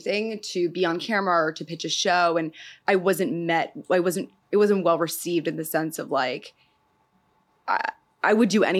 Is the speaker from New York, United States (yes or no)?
yes; New York City, New York, United States; I'm from Manhattan, the Upper West Side, Morningside Heights, really, like by Columbia University is where I grew up